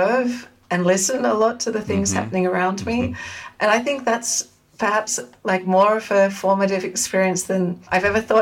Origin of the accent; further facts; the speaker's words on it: Sydney, New South Wales, Australia; moved away as an adult; now in Amsterdam, Netherlands; So I'm originally from Sydney in Australia. So I grew up and lived there until my early 20s